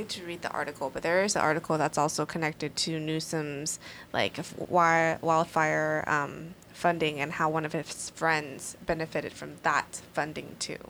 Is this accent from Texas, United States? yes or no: no; Sacramento, California, United States; growing up around Stockton Boulevard and shit. I grew up on small businesses